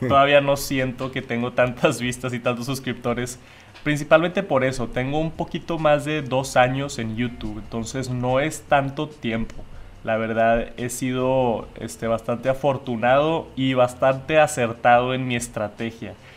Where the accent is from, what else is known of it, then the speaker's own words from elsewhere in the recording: Monterrey, Nuevo León, Mexico; yo aquí en Monterrey, México, de donde soy